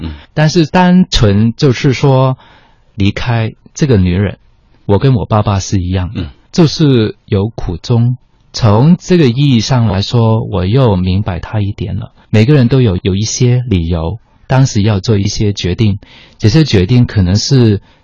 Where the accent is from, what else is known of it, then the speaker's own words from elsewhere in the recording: Hong Kong; first language Cantonese; Chinese is a second language; moved away as an adult; also born or lived in Netherlands; 我在香港的时候，我是在香港出生，在香港长大，然后也做过一段时间的香港的广播节目